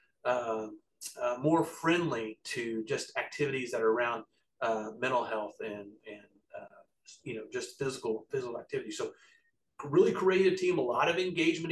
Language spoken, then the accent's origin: English; Altus, Oklahoma, United States; I was born in Altus and I grew up in Western Oklahoma